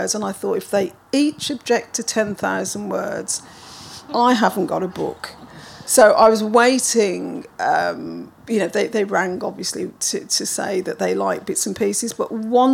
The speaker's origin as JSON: {"language": "English", "town": "Birmingham", "region": "West Midlands", "country": "United Kingdom", "tie": "born or raised there", "said": "I was born in 1960 in Birmingham"}